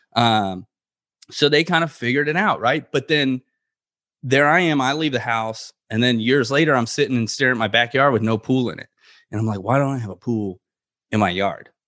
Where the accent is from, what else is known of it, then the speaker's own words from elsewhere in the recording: Florida, United States; growing up in Florida